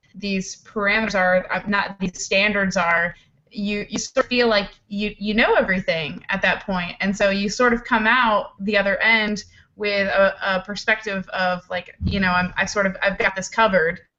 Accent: East Coast, United States; I'm from the East Coast

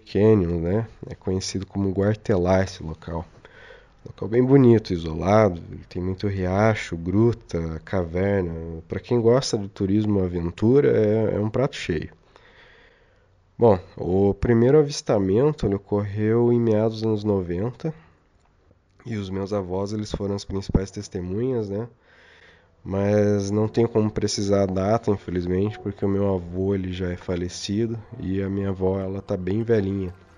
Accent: Castro, Paraná, Brazil; nós somos de Castro, no interior do Paraná

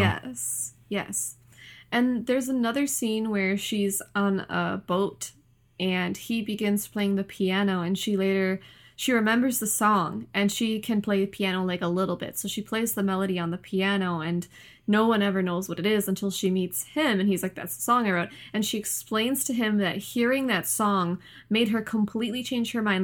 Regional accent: United States; as an American, like, United States citizen

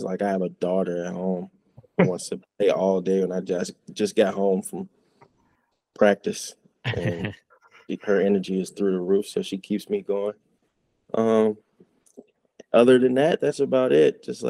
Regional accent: Chicago, Illinois, United States; It's kind of how I grew up around Chicago. Everyone wanted to be the flyest kid.

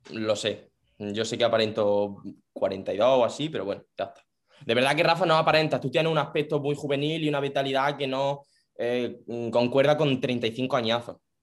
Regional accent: Jaén, Andalusia, Spain; soy de allí también, pero yo soy de la capital

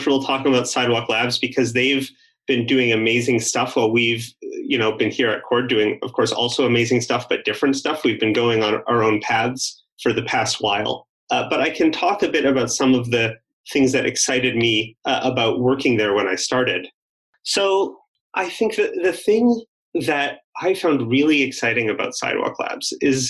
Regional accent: Canada; I mentioned I came from Canada, and in Canada, the federal government kind of has all the power that it doesn't give to the provinces.

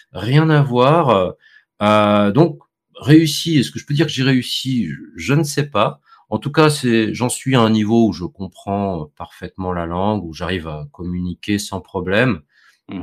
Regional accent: Vendée, Pays de la Loire, France; moved away as an adult; now in Poland; je viens de, de France, d'un Petit département, euh, rural, campagnard, qui s'appelle, euh, la Vendée

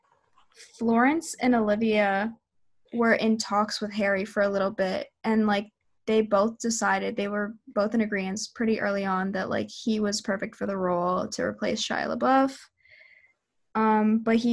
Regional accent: Canada; I'm from Canada

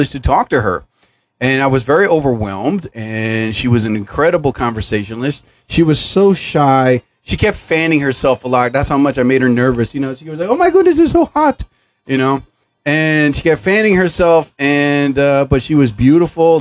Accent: United States; here in New Jersey. I'm from the United States

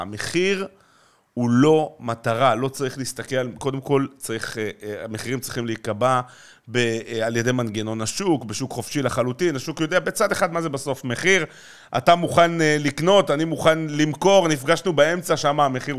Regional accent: Jerusalem, Jerusalem District, Israel; אני ירושלמי, אה, דרך אגב, אה, מצד אחד דור שישי בירושלים

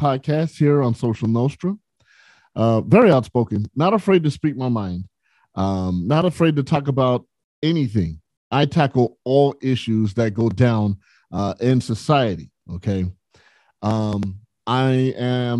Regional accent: San Bernardino, California, United States; also born or lived in Los Angeles, California; I'm from the West Coast, grew up in San Bernardino, California. And I've lived in L.A. for at least the last 24 years.

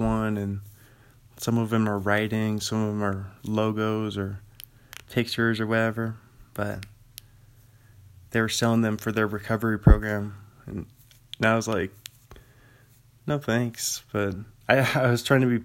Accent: Washington, United States; I'm from Washington

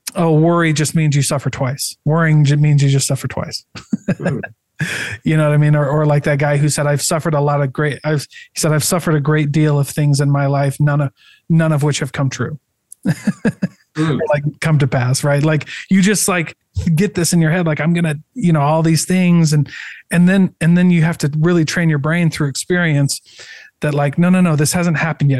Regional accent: Iowa, United States; moved away; also born or lived in St. George, Utah; I'm from Iowa

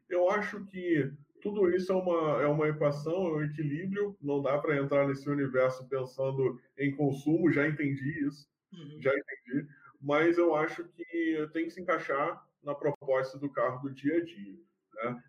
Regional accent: Baixada Fluminense, Rio de Janeiro, Brazil; accent: carioca; eu me considero carioca da gema, mas eu nasci na Baixada. Então, é, eu sou fluminense.

